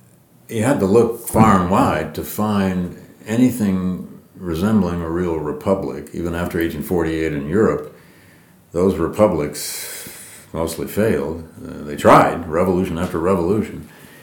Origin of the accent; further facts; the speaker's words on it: Flint, Michigan, United States; I grew up in Michigan, I grew up in Flint.